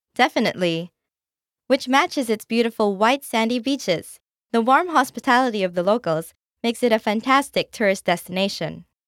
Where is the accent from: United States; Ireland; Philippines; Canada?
Philippines; my home country, the Philippines.